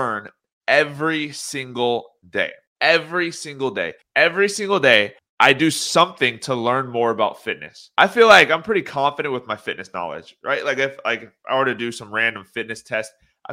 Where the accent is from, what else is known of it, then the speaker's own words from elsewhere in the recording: Orange County, California, United States; I am from Orange County, California